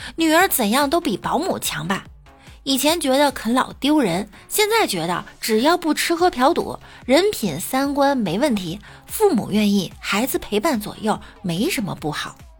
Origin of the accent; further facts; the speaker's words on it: China; 感谢我八辈儿祖宗把我生在了中国